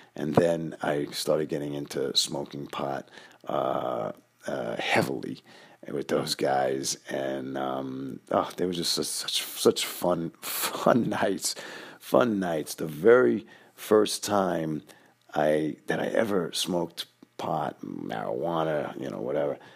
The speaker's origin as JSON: {"language": "English", "town": "New York City", "region": "New York", "country": "United States", "tie": "born or raised there", "said": "the way we grew up in Queens"}